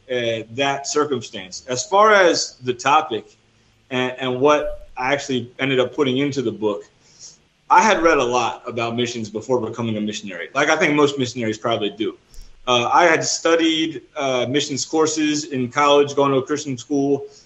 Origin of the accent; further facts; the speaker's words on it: New Jersey, United States; moved away as an adult; also born or lived in Florida; now in El Salvador; I'm originally from New Jersey, and I mm. studied mm at Southeastern University in Florida. So I lived in Florida for five years as well.